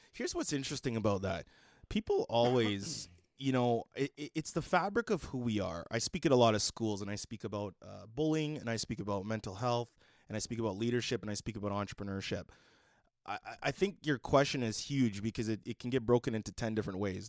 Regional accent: Edmonton, Alberta, Canada; I grew up in Mill Woods

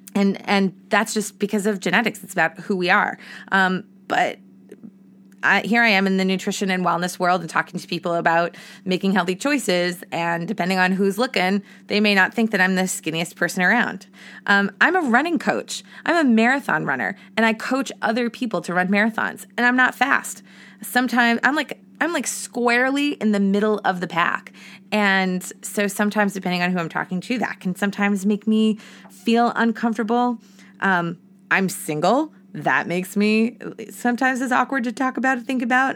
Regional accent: Massachusetts, United States; moved away as an adult; now in Boston, United States; I moved back to my hometown and then, um, eventually into Boston. So I moved back to Massachusetts

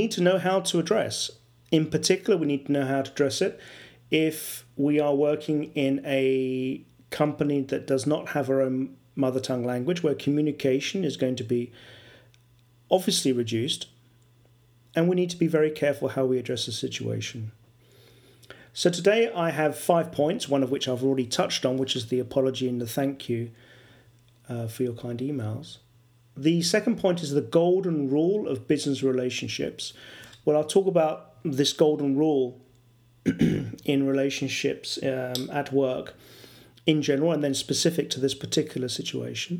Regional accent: England, United Kingdom; first language English; now in Valpolicella, Italy; I'm an English, mother tongue English person working in an Italian company.

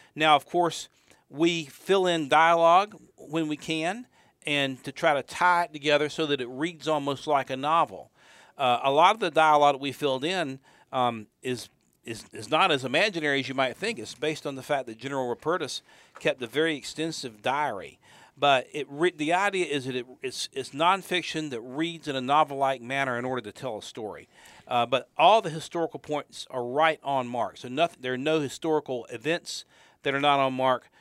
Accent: Charlotte, North Carolina, United States; We're both from Charlotte.

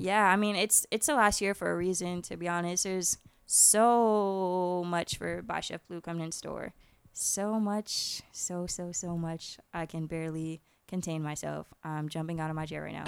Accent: Orlando, Florida, United States; I'm Irish and Puerto Rican, and I grew up in Orlando

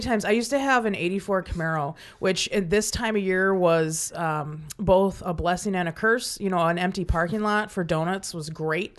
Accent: Milwaukee, Wisconsin, United States; growing up in Milwaukee, there's plenty of bridges that open up near downtown

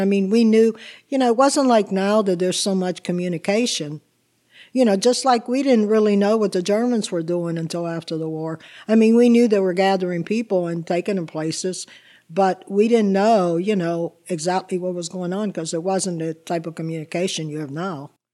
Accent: Swissvale, Pennsylvania, United States; English is a second language; also born or lived in Italy / Chicago / New Jersey; I grew up after we arrived from Italy. I grew up in Swiss Bell

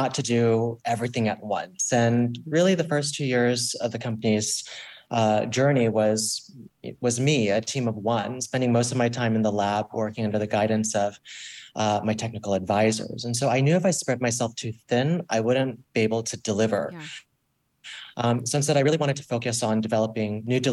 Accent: Florida, United States; I grew up in Florida

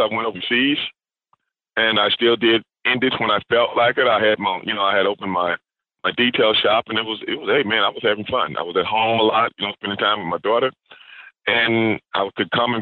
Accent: Houston, Texas, United States; also born or lived in South Park, Houston; when I was growing up in Sunnyside, Texas, Sunnyside neighborhood

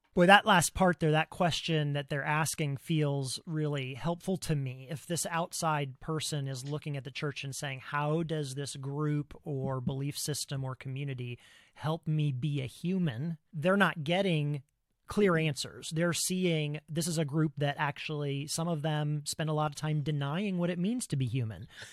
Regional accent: Ohio, United States; now in Pacific Northwest, United States; I grew up in Ohio, the American Midwest, in the nineteen eighties

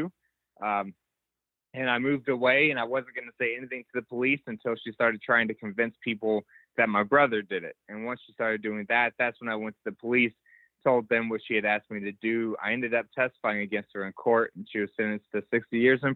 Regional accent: Dallas-Fort Worth area, Texas, United States; born or raised there

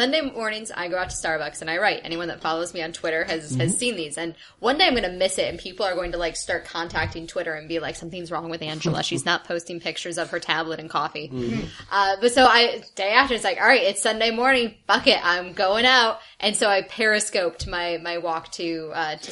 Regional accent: Michigan, United States; now in New York, United States; I'm from Michigan

